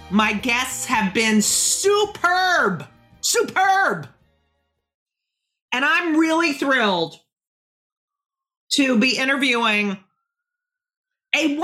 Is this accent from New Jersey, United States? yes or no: yes; Clark, New Jersey, United States; I grew up in Clark, New Jersey